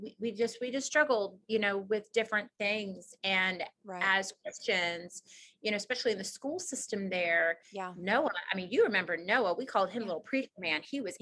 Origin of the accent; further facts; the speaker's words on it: the South, United States; moved away as an adult; also born or lived in the North / New Jersey; now in Guntersville, United States; Growing up in the South and even being born up North, but growing up in the South and then going North, for me, even though like part of me considered it home-ish, it was a huge culture shock.